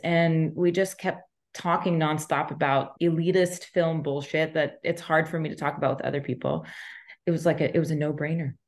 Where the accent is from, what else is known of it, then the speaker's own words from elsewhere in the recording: Texas, United States; moved away as an adult; also born or lived in Los Angeles; growing up in Texas, I just thought I was whiter than white bread.